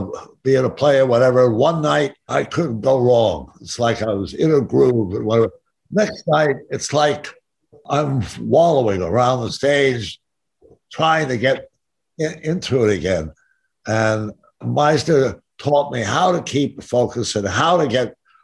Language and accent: English; Stamford, Connecticut, United States; moved away as an adult; also born or lived in New York / Los Angeles; I was born in Stamford, Connecticut. And my folks always had an apartment in New York. So I was constantly going back and forth.